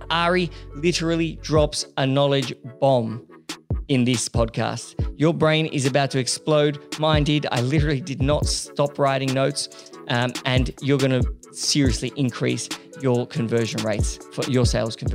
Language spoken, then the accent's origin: English; California, United States; moved away as an adult; now in Australia; I'm originally from the U.S., from California.